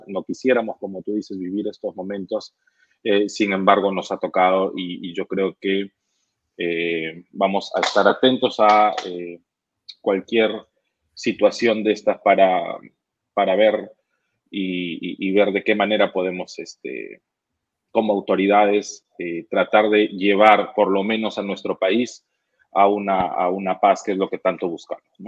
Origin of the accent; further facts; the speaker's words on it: Peru; como peruanos y como y como gente que quiere trabajar por el Perú